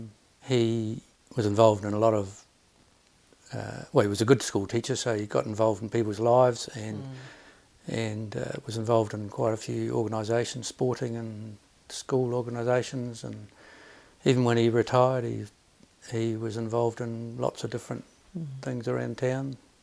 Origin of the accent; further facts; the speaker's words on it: Timaru, Canterbury, New Zealand; moved away as an adult; also born or lived in Christchurch / Hawke's Bay; Well, I'm from Timaru originally, born there, went to school there, went to university in Christchurch, and then moved to Hawke's Bay for my first job